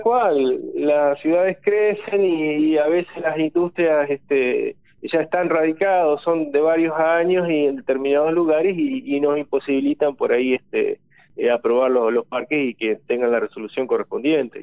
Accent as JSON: {"language": "Spanish", "town": "Crespo", "region": "Entre Ríos", "country": "Argentina", "said": "yo soy puntualmente de Crespo"}